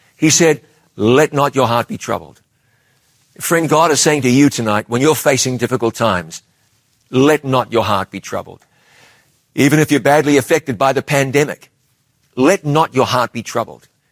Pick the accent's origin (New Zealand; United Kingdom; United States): New Zealand; my home country